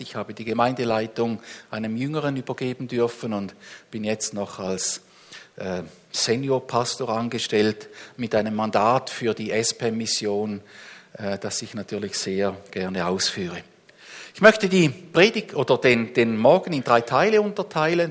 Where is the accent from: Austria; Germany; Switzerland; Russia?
Switzerland; uns als Schweizer